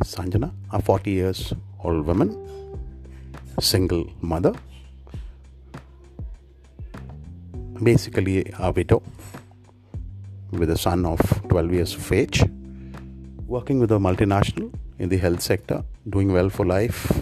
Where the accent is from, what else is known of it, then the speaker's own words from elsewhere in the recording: India; I'm from India